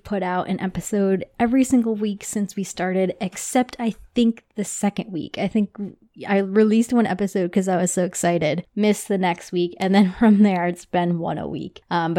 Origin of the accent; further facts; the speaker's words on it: Toms River, New Jersey, United States; A little bit about me. I grew up in New Jersey in Toms River. Shout out to my family. It's near Seaside, if you're familiar with the Jersey Shore. I grew up there my whole life